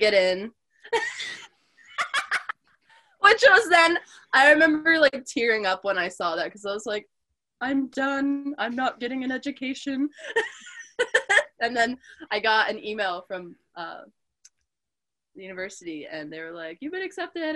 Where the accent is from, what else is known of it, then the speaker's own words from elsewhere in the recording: Delaware, United States; moved away as an adult; now in Montana, United States; I grew up in Delaware, and I grew up in a bubble